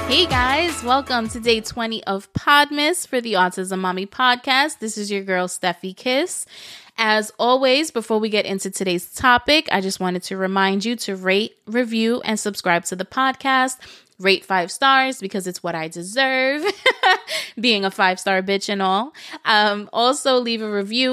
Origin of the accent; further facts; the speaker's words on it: New York City, New York, United States; moved away as an adult; now in Florida, United States; I moved this past summer from New York City, where I lived for thirty-six years